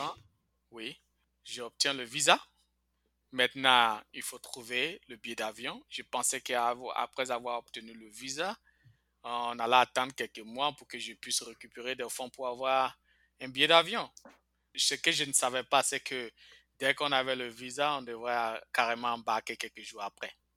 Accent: Bouaké, Vallée du Bandama, Côte d’Ivoire; moved away as an adult; also born or lived in Mbengue / Korhogo; now in United States; J'ai fait toute mon enfance à Boaké

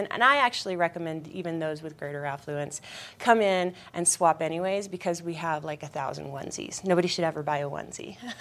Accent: Denver, Colorado, United States; moved away as an adult; now in Eagle County, United States; I was born and raised in Denver

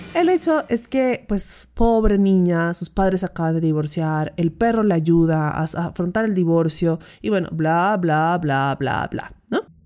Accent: Pasto, Nariño, Colombia; durante mi vida de pequeña en Pasto

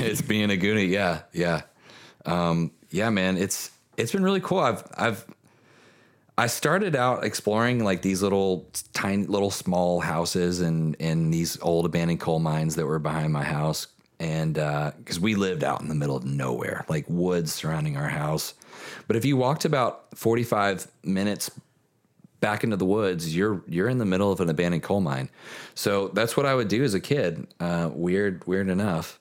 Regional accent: Kentucky, United States; now in Nashville, United States; growing up in Kentucky

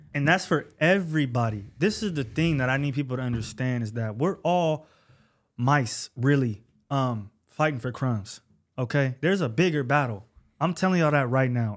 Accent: Bay Area, California, United States; I'm not from Los Angeles. I'm a Bay Area native. I'm Northern Cali

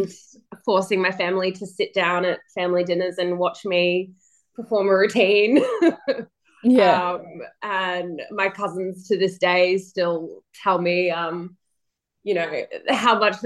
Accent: Melbourne, Victoria, Australia; Born and raised in Melbourne. So lived pretty much my whole life here.

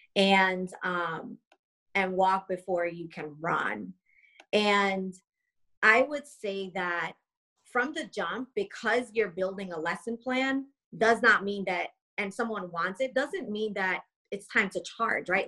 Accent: Long Island, New York, United States; moved away; also born or lived in South Carolina; born and raised in New York, uh, Long Island

